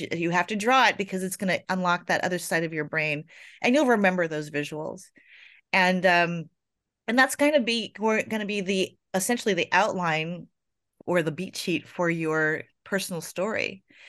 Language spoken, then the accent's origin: English; Florida, United States; I was born in Florida